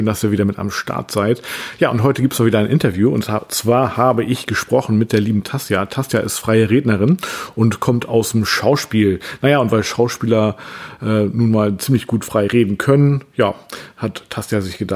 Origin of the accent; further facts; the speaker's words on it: Bremen area, Germany; Also ich kenne Bremen. Ich, ich meine, ich komme ja auch aus der Nähe von Bremen, aber Lilienthal habe ich tatsächlich noch nie gehört.